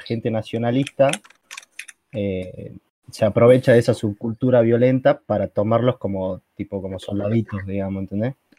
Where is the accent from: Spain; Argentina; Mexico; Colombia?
Argentina; acá en Argentina